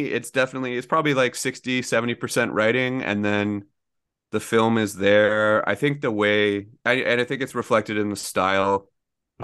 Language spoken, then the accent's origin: English; Oshawa, Ontario, Canada; I grew up in Oshawa